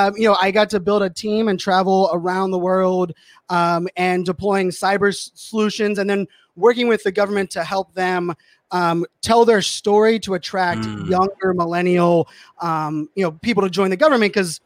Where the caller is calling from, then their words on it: Virginia, United States; So I'm right outside DC, Northern Virginia. So like near Dulles Airport area.